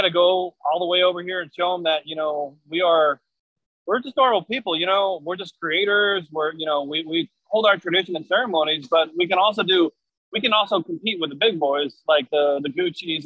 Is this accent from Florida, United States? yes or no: no; Osage Nation, Oklahoma, United States; I'm from the Osage Nation